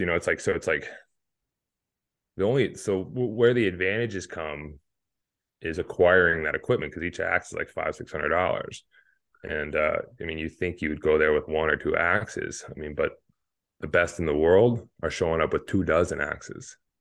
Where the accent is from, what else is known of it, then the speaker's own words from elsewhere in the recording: Hayward, Wisconsin, United States; my hometown of Hayward